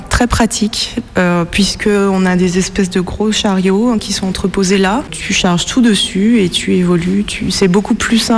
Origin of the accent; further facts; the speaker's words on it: Saint-Étienne, Auvergne-Rhône-Alpes, France; born there; je suis née à Saint-Étienne et j'en ai entendu parler pour la première fois, je devais avoir 30 ans.